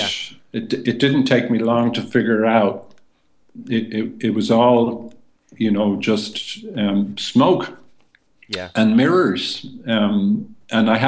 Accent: Ireland; our essence as Irish people

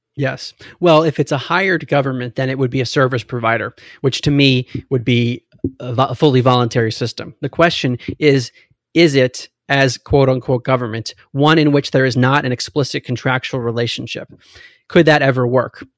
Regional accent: United States; also born or lived in Maryland; I grew up in America

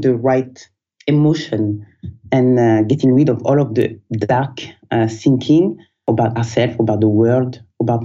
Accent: southern France, France; moved away; also born or lived in Guinea-Bissau; So I was born in the south of France.

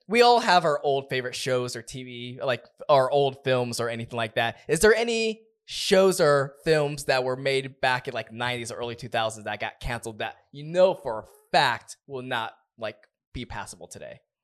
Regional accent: Southern California, United States; we're from Southern California

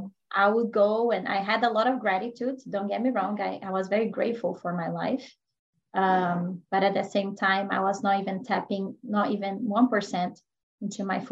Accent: Brazil; moved away as an adult; now in United States; I am originally from Brazil.

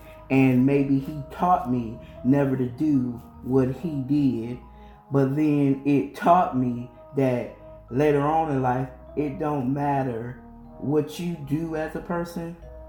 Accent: Illinois, United States; I'm originally from Illinois and I'm now here in North Carolina, so I get stuck in my country slang.

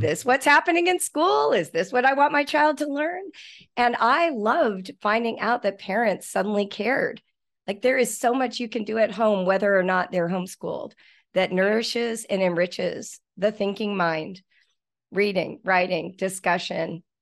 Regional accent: Malibu, California, United States; In the nineteen seventies, I grew up in Malibu Canyon

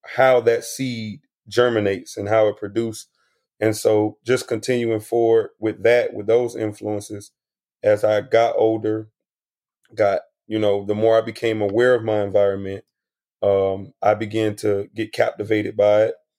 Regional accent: South Florida, United States; I was exposed to a lot of a lot of different things growing up in South Florida

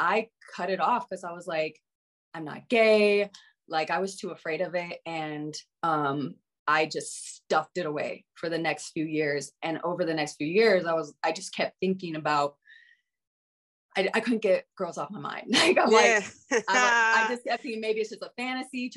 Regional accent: Colorado, United States; Colorado. Okay. And I grew up homeschooled

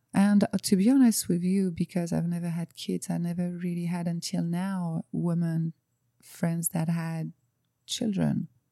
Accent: France; English is a second language; moved away as an adult; now in Cayman Islands; you can probably hear with my accent, I'm from France. I live in the Cayman Islands since four years now.

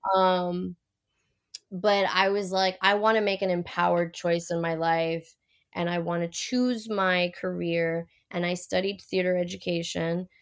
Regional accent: Puerto Rico; also born or lived in Miami; now in California, United States; I grew up in Puerto Rico, islands surrounded by water

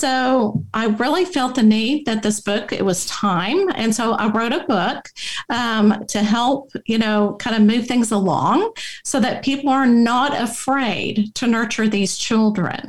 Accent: Abilene, Texas, United States; I grew up in Abilene, Texas

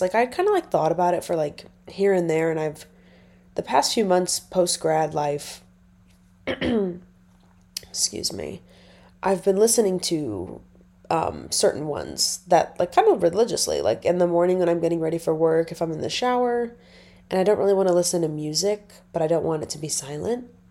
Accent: Nebraska, United States; moved away; I'm originally from Nebraska

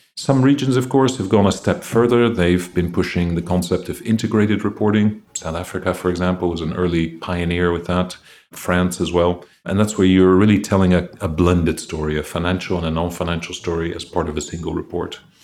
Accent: Greece; I grew up in Greece, so my mother had three sons

